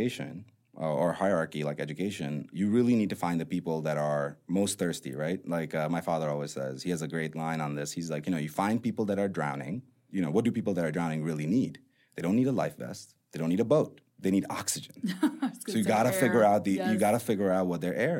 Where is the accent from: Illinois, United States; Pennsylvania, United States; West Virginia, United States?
Illinois, United States; Chicago; growing up in Chicago as a brown guy